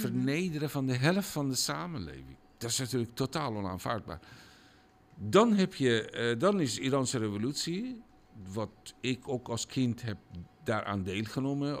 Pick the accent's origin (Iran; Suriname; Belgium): Iran; Dutch is a second language; moved away as an adult; now in Netherlands; het land waar ik vandaan kom